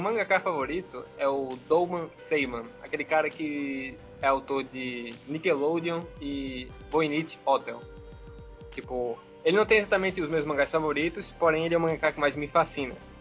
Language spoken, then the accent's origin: Portuguese; Pernambuco, Brazil; sou pernambucano, caso alguém estranhe o sotaque